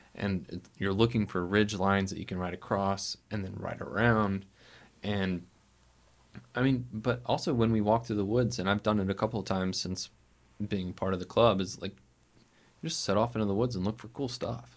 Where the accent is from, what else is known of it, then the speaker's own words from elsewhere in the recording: Montgomery, Alabama, United States; now in Birmingham, United States; I grew up in Montgomery